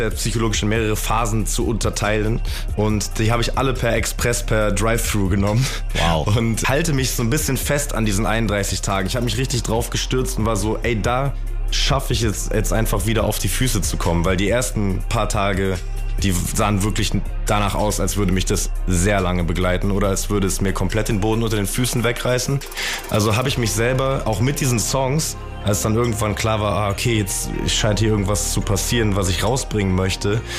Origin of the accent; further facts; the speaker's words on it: a suburb of Düsseldorf, North Rhine-Westphalia, Germany; Ich komme ja gar nicht aus Frankfurt tatsächlich, aber das nehmen viele an. Aber ich komme aus äh, einer Vorstadt von Düsseldorf.